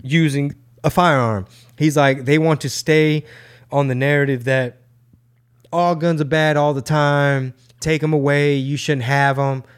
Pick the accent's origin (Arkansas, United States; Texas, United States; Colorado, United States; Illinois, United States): Texas, United States; Houston; born or raised there